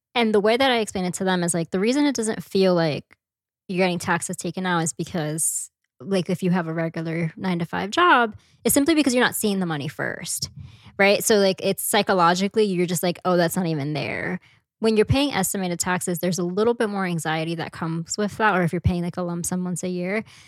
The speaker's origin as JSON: {"language": "English", "town": "New York City", "region": "New York", "country": "United States", "tie": "born or raised there", "said": "I grew up in Washington Heights"}